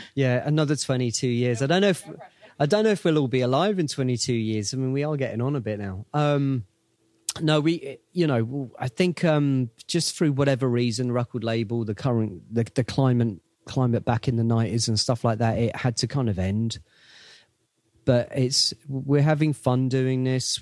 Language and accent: English; England, United Kingdom; we're from England